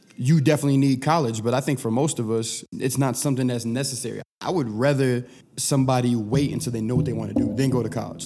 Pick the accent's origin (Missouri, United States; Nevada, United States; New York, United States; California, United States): California, United States; Sacramento; moved away as an adult; also born or lived in Aurora, Colorado / Philadelphia; I didn't grow up in the inner city, I grew up in Sacramento